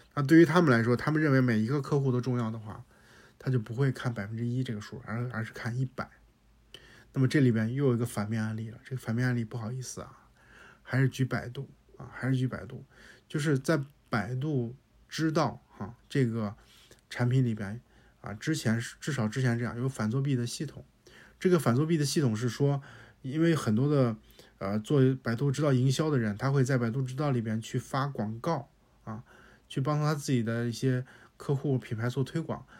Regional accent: Hebei, China; 我也是河北人，我也是这种性格

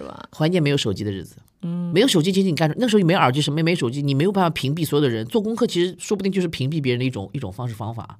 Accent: Shanghai, China; 我们上海

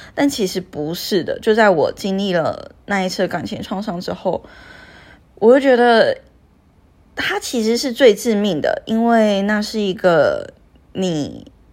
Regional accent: Taiwan; moved away as an adult; 我是从台湾过来工作的嘛

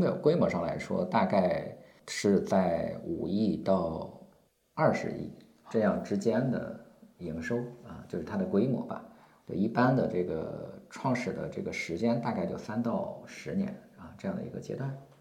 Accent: Shandong, China; moved away as an adult; also born or lived in Xi'an / Tianjin; 我今年四十七岁。啊，然后我老家是山东的

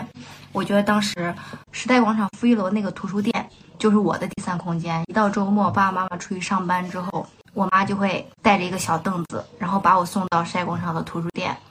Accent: Xuchang, Henan, China; moved away as an adult; 我们家乡的胖东来。

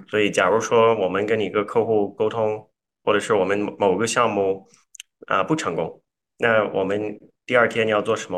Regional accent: Canada; Chinese is a second language; moved away as an adult; also born or lived in Toronto / Zhengzhou, China; now in New York, United States; 我是，呃，加拿大人，所以嗯我，我们现在所在的地方是纽约嘛，所以在这边我经常也说我是，在这里也是老外

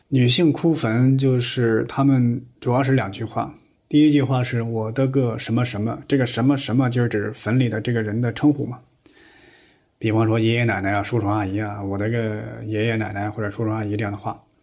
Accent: Henan, China; 我们河南老家呀，还有那个土葬的习惯

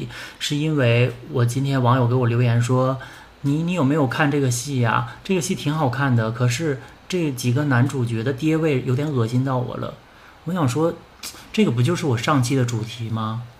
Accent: Northeast China, China; 反正作我作为一个东北人，我真的看到了这些女性的这些画这些肖像

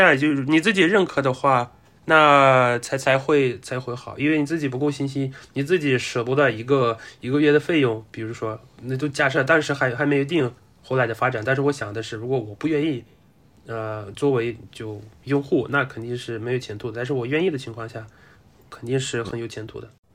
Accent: Russia; 我就作为俄罗斯人

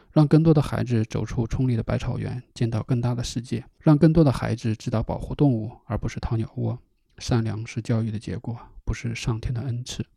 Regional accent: China; also born or lived in Inner Mongolia; 我从小在河北和内蒙古交界处的一个农村长大，充值不大，就靠着一个小山坡

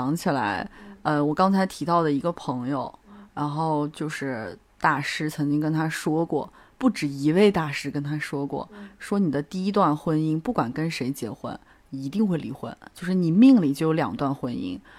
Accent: China; 就大部分人还是会的吧，因为。我们都是中国人，我们都很相信。

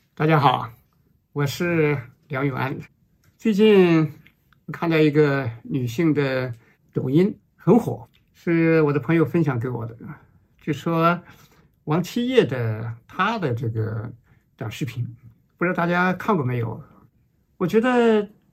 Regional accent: China; 我们中国人

